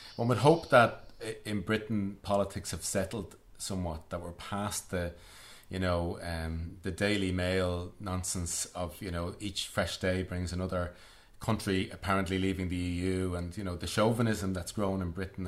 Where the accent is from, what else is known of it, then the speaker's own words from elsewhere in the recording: Dublin, Leinster, Ireland; growing up in Dublin